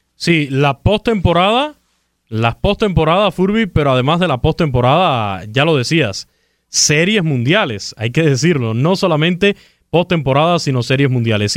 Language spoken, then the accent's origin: Spanish; Camagüey, Cuba; Camagüey, por cierto, mi tierra natal